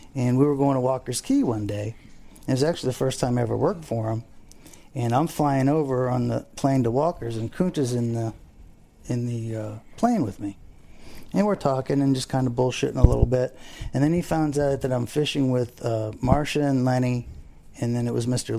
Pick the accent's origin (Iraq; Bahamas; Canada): Bahamas; Abaco Islands; now in Fort Lauderdale, United States; I grew up in the Abacos. I fished there forever.